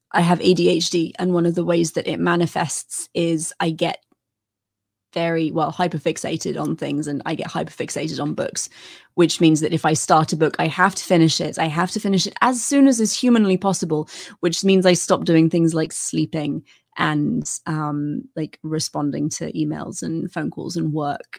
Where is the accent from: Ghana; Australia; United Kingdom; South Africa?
United Kingdom; as a British person